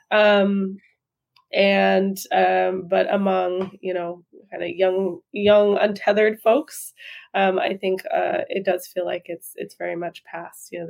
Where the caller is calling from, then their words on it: Brooklyn, New York, United States; Yeah, we're in Brooklyn in New York City.